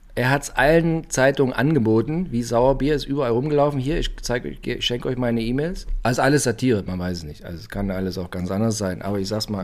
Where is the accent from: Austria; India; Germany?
Germany; East Germany; ich bin aus der DDR